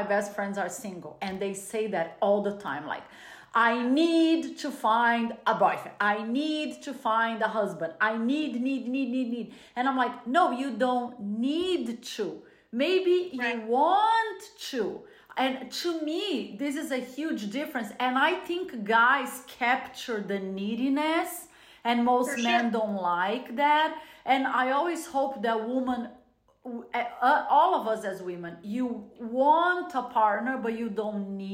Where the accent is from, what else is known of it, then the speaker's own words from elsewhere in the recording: Brazil; moved away; growing up in a Latin culture. I was born in Brazil